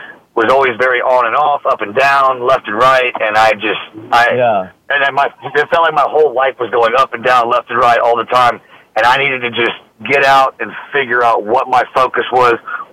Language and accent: English; Austin, Texas, United States; also born or lived in Louisiana; I was born and raised in Austin, native Austinite, been there my whole life